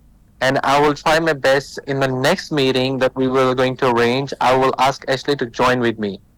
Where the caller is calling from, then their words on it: Dubai, United Arab Emirates; I'm calling you from Dubai right now.